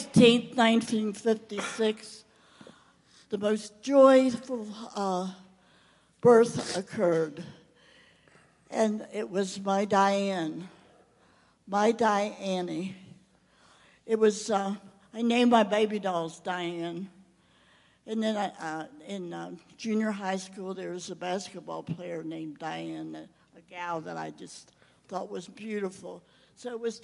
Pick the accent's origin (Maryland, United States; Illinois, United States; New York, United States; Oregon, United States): Maryland, United States; moved away; also born or lived in Rio de Janeiro, Brazil; Maryland, my hometown